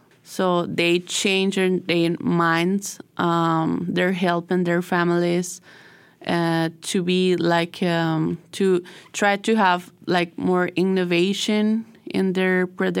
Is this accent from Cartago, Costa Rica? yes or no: no; San Pedro, San José, Costa Rica; born or raised there; English is a second language